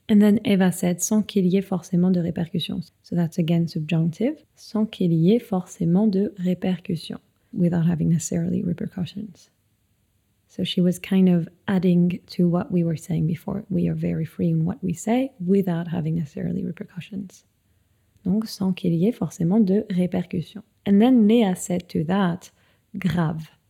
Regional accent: France; c'est un peu le truc dont on est fier en tant que Français

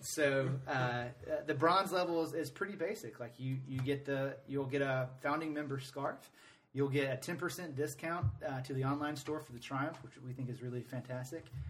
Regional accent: Atlanta, Georgia, United States; now in Greenville, United States; I'm from Atlanta originally.

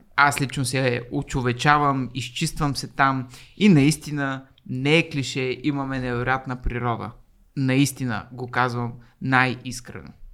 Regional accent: Varna, Varna Province, Bulgaria; moved away as an adult; now in Sofia, Bulgaria; езиковата гимназия, в която завърших нали, във Варна, първа езикова

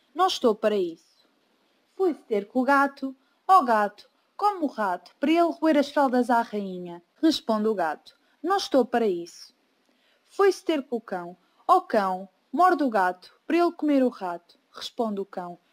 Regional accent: Portugal; tenho 17 anos e sou de Portugal.

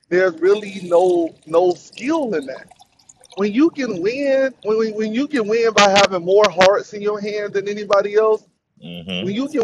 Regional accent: Miami, Florida, United States; I'm from Miami. MIA, baby.

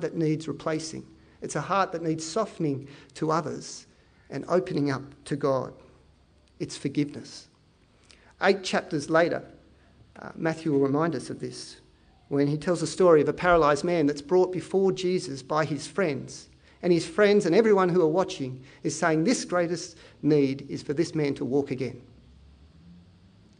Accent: Penrith, New South Wales, Australia; I teach at Tiggs, I come from Penrith

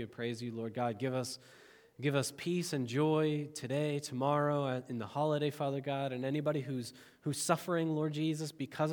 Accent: United States; I love being an American citizen

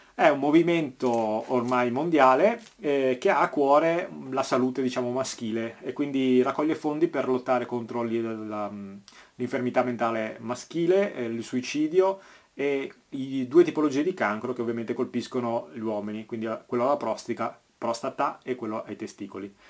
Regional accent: Veneto, Italy; conterraneo qua a Veneto

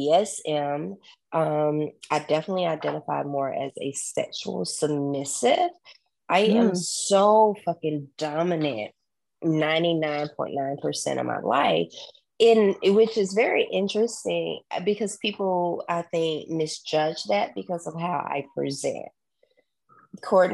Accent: Southern, United States; accent: Southern; my Southern accent came out

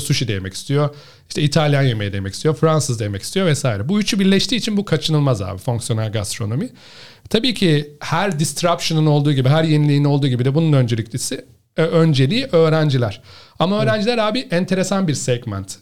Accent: Ankara, Turkey; moved away as an adult; also born or lived in Istanbul / Netherlands / China / Australia; Ankaralıyım abi ben. Ee, Ankara'da doğdum, büyüdüm.

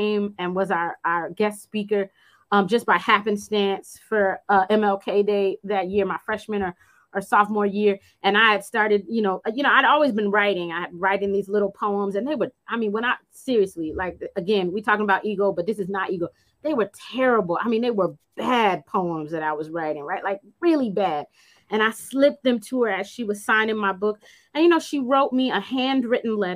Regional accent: Phoenix, Arizona, United States; I grew up in Phoenix.

